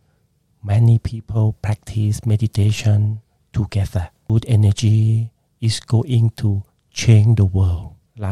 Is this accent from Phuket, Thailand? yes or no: no; Bangkok, Thailand; English is a second language; moved away as an adult; now in Brisbane, Australia; when I was a child in Bangkok, I was born in Bangkok